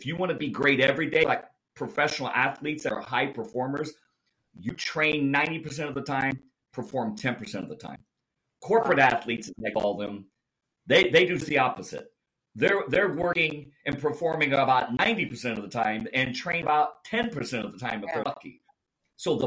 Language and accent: English; Indianapolis, Indiana, United States; I grew up in Indianapolis by the Indianapolis Motor Speedway.